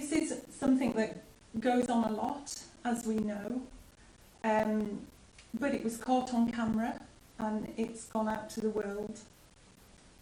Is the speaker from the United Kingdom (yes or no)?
yes; United Kingdom; as British people